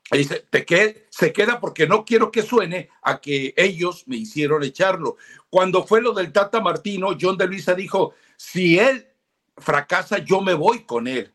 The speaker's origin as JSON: {"language": "Spanish", "country": "Mexico", "said": "los mexicanos, muchos, o sea, somos mestizos o sea, a mí se me nota lo indio y me enorgullezco"}